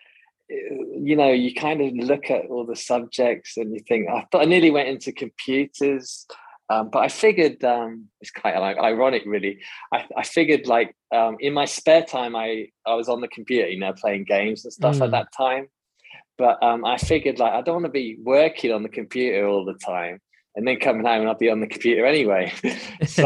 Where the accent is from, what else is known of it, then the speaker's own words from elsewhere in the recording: United Kingdom; moved away as an adult; now in Tanzania; I'm British